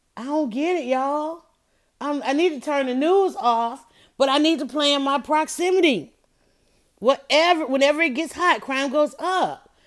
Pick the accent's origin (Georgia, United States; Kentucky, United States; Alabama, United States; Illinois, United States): Georgia, United States; Atlanta; I grew up in Atlanta